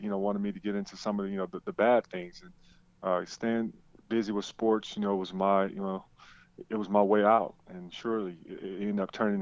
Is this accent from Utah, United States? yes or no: no; Chicago, Illinois, United States; I grew up on the south side of Chicago